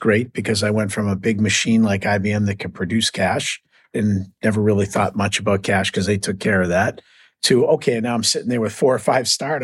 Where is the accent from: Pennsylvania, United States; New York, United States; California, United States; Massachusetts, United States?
Massachusetts, United States; Boston; accent: Boston; I'm born and raised in Boston, so you'll hear a little Boston accent